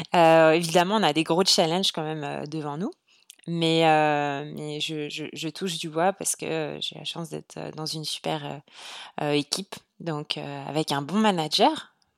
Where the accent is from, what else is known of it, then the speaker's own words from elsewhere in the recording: France; moved away as an adult; now in Montreal, Canada; aujourd'hui, je suis une Française à Montréal